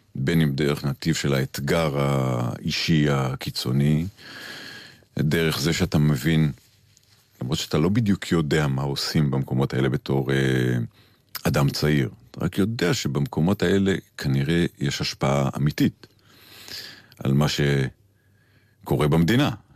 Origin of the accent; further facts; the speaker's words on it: Kfar Saba, Central District, Israel; אני גדלתי במקום שלא הכרתי טייסים. גדלתי ברמתיים ובכפר סבא